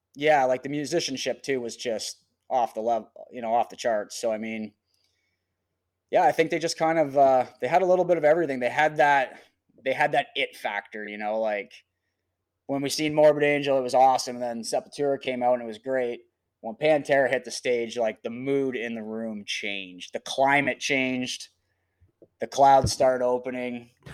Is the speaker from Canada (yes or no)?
yes; Canada; also born or lived in Calgary; I had a lot of friends in, that were musicians, kinda in my hometown